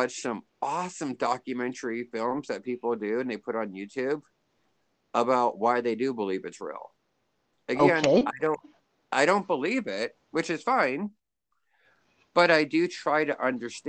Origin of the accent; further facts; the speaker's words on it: Pennsylvania, United States; now in Kansas, United States; I grew up in Pennsylvania, which is like northeastern side of the United States, and we had a lot of snow.